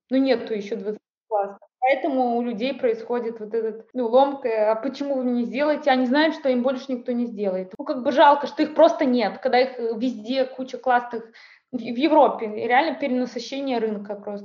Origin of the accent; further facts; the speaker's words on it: Saint Petersburg, Russia; я из Санкт-Петербурга